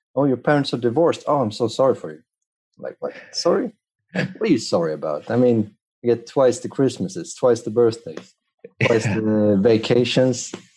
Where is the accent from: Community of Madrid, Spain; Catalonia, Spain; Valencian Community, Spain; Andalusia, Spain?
Community of Madrid, Spain; Madrid; I was born in Spain, in Madrid